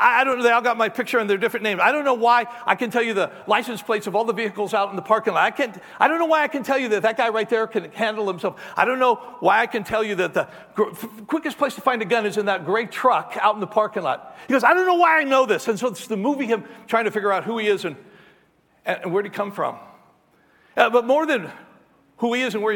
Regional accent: Albuquerque, New Mexico, United States; moved away; I go back home to Albuquerque. I grew up in Albuquerque.

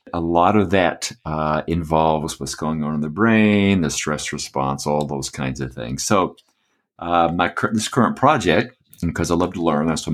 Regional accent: Atlanta, Georgia, United States; also born or lived in Michigan / Birmingham; Well, I was born in Atlanta, and my parents lived there a while. We went to the northern part, to Michigan of the States. But mostly I've lived in the South, in Birmingham, and lived in the Atlanta area, went to school there, went to Georgia Tech

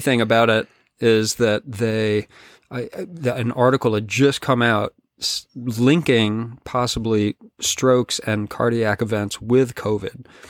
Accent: Colorado, United States; also born or lived in California / Nashville, Tennessee; now in British Columbia, Canada; I grew up in the West, in Colorado

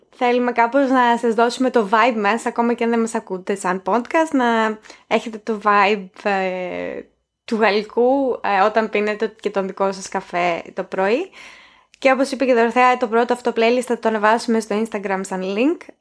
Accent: Greece; moved away; ήρθα στην Ελλάδα

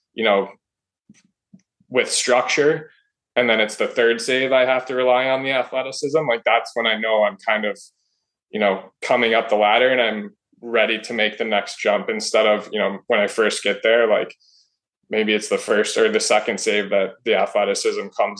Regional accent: Elmbrook, Wisconsin, United States; I played for my local club team until about fifth grade, just the Elmbrook Eagles, like my hometown

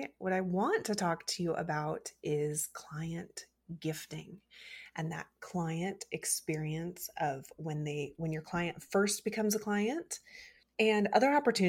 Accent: Midwest, South, United States; I grew up in the South and the Midwest, where it's, you know, hot and muggy and buggy

